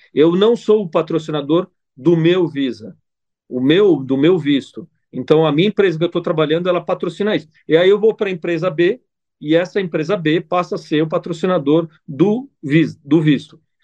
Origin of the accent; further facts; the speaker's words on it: Italy; also born or lived in Brazil; now in Dubai, United Arab Emirates; sou italiano